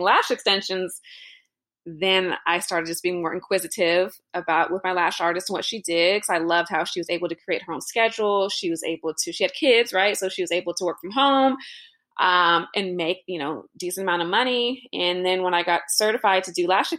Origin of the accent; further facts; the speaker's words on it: Los Angeles, California, United States; I'm born and raised in Los Angeles, so it's obviously a busy city. Grew up